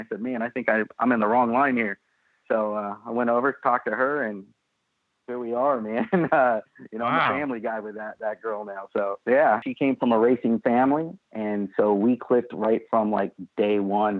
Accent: California, United States; moved away as an adult; also born or lived in San Jose, California; now in Pennsylvania, United States; Well, I was born in San Jose, California, and I kind of grew up. My parents split up. My mom lived in Southern California. My dad lived in what's considered Northern California. So I bounced back and forth depending on who I was getting along with better.

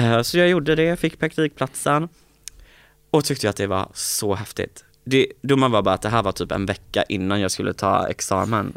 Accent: Påryd, Kalmar County, Sweden; moved away; i Påryd där jag kommer ifrån, där tror jag att jag är ett ganska välkänt namn liksom

